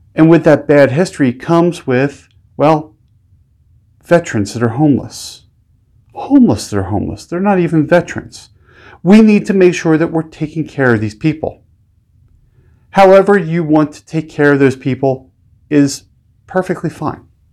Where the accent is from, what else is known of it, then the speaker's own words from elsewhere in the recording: United States; being an American